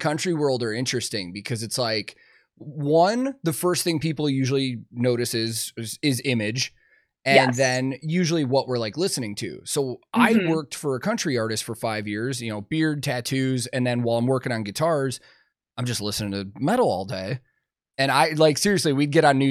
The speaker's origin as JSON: {"language": "English", "area": "outside of Chicago", "region": "Illinois", "country": "United States", "tie": "born or raised there", "said": "I also grew up outside of Chicago"}